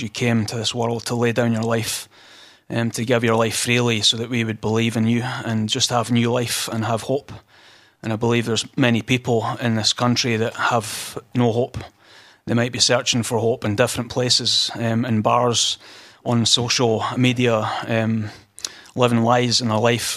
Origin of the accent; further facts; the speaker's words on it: Scotland, United Kingdom; I'm from Scotland, as you can tell